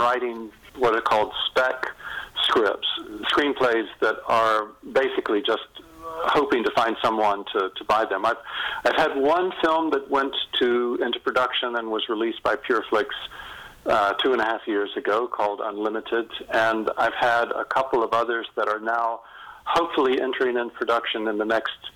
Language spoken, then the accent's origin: English; North Carolina, United States; moved away; also born or lived in England; I'm from North Carolina.